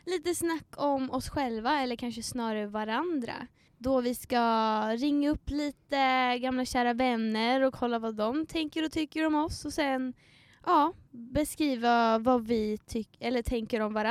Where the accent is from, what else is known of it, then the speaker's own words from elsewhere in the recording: Stockholm, Stockholm County, Sweden; born there; Jag är född i Stockholm.